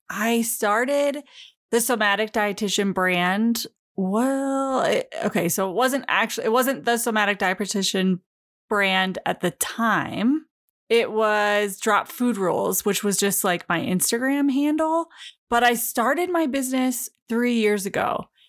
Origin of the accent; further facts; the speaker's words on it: Michigan, United States; moved away; I'm originally from Michigan